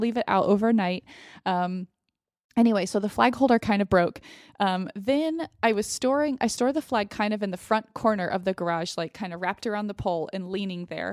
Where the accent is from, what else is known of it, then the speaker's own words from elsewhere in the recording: United States; as an American, as a white American